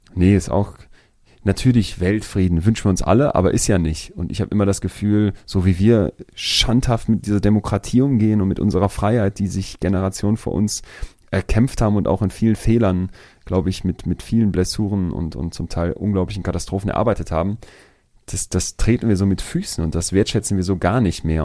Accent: Germany; als Deutscher

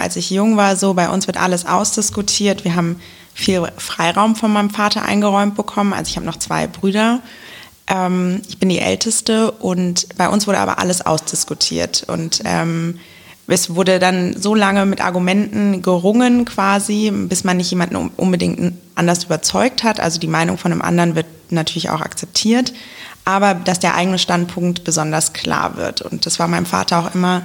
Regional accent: Wiesbaden, Hesse, Germany; Ich ähm, bin nämlich in Wiesbaden geboren und ähm, habe immer in Wiesbaden gewohnt

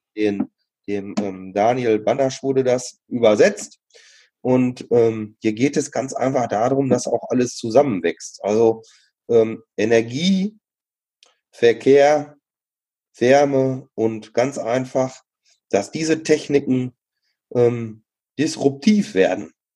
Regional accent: Sauerland, North Rhine-Westphalia, Germany; ich bin äh, im Sauerland auch groß geworden

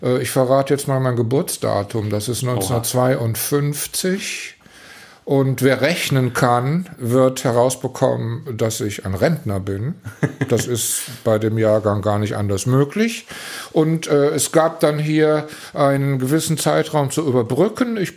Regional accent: Velbert, North Rhine-Westphalia, Germany; born there; weil wir in Felbert, wo ich geboren bin, einen hervorragenden Organisten hatte

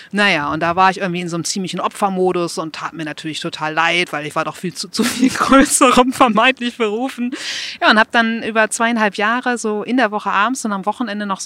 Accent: Buchholz in der Nordheide, Lower Saxony, Germany; Ich bin aufgewachsen in Buchholz. Falls das jemand kennt, meistens kommt dann, ja, Buchholz in der Nordheide.

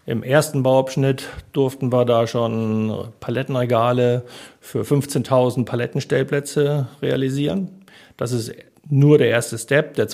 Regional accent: Hamburg, Germany; meine Frau kam aus Hamburg, wollte zurück nach Hamburg ich komme aus Hamburg, wollte auch zurück nach Hamburg

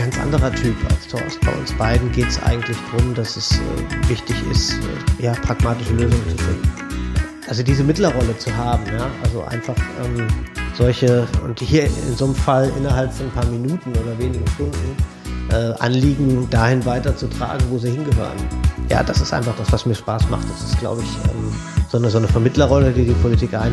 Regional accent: Bielefeld, North Rhine-Westphalia, Germany; moved away as an adult; komme ursprünglich aus Bielefeld, aus Ostwestfalen, bin in Bielefeld. Das gibt's wirklich. Ähm, bin da geboren und aufgewachsen, habe da Abi gemacht und bin dann äh, nach Idstein gezogen

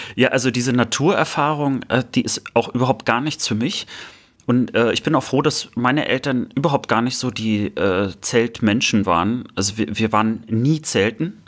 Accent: Baltic coast near Prerow, Mecklenburg-Vorpommern, Germany; Prero war natürlich meine Heimat viel näher

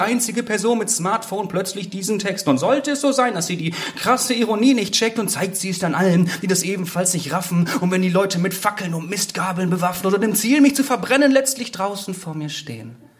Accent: Bad Bentheim, Lower Saxony, Germany; moved away as an adult; Und ich bin vor kurzem ja wieder in mein Heimatdorf zurückgezogen, Bad Bentheim.

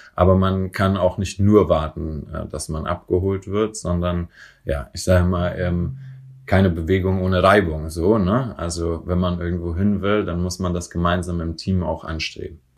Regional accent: Franconia, Bavaria, Germany; now in Berlin, Germany; in Bayern, wo ich herkomme, in Franken

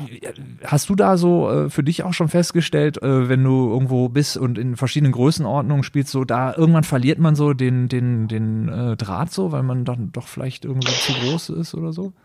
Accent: Düsseldorf, North Rhine-Westphalia, Germany; moved away as an adult; also born or lived in Berlin; ich ge-, gebürtiger Düsseldorfer bin

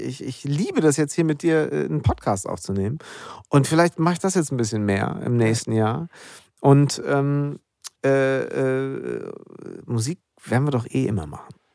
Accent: Münster, North Rhine-Westphalia, Germany; zwischen meiner Heimat Münster und Berlin bin

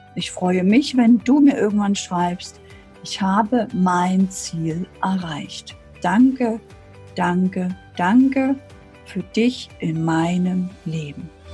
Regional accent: Germany; Ich bin 1978 in der DDR geboren. Ich bin also aufgewachsen in einem System, wo ich mich nicht wohlfühlte.

